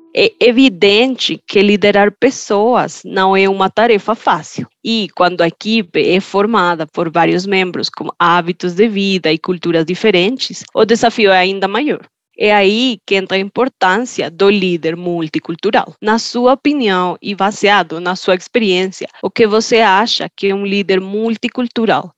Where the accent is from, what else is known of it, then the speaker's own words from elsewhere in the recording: Colombia; Portuguese is a second language; now in Brazil; sou da Colômbia uma colombiana que trabalha com pessoas de todo o mundo